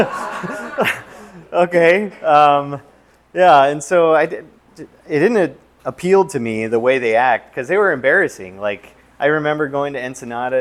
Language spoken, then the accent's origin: English; Southern California, United States; Growing up in Southern California